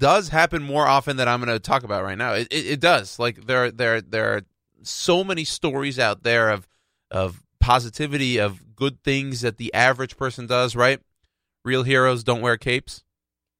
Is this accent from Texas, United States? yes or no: yes; Houston, Texas, United States; my hometown in Houston